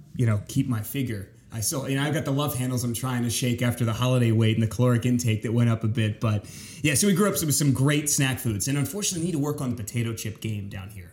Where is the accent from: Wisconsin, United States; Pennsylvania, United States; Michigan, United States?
Pennsylvania, United States; York; moved away as an adult; also born or lived in Winchester, Virginia; now in Tampa Bay, United States; Grew up in central Pennsylvania, south central Pennsylvania. York, Pennsylvania is my hometown